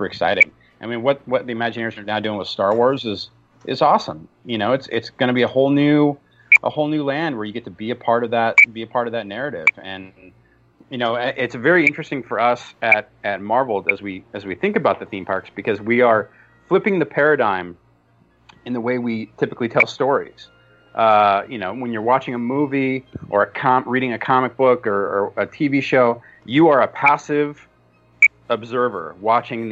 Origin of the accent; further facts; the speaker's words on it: Southern California, United States; I grew up in Southern California